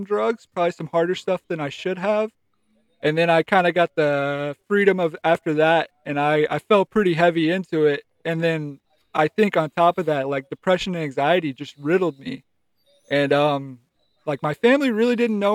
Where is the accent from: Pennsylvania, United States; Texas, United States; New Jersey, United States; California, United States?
Texas, United States; Grapevine; also born or lived in Fort Worth, Texas; I'm from Grapevine originally